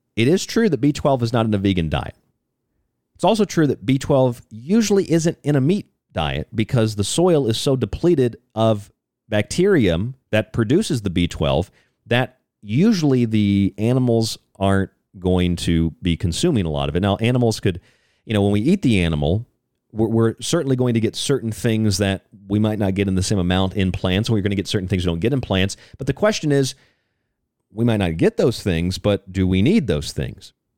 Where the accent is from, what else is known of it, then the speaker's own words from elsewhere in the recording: Florida, United States; I'm from Florida